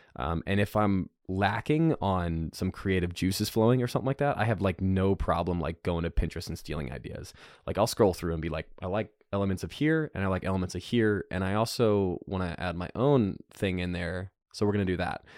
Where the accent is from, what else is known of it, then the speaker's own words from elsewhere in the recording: North Carolina, United States; I'm from North Carolina. We talk real good.